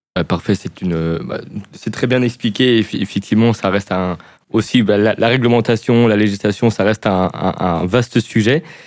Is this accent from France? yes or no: yes; France; accent: French